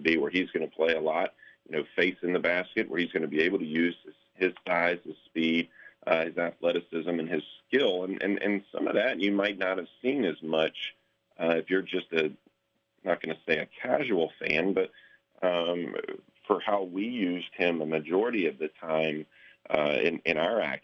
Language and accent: English; Winston-Salem, North Carolina, United States; born or raised there